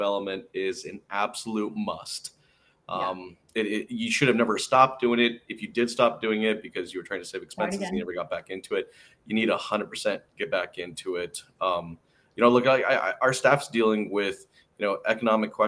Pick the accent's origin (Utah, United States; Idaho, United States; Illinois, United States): Idaho, United States; Boise; I was born in Boise, Idaho. Like I'm a potato farmer